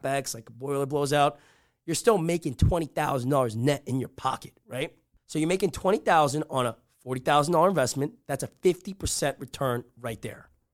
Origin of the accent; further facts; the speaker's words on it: Rutherford, New Jersey, United States; I grew up in Rutherford, New Jersey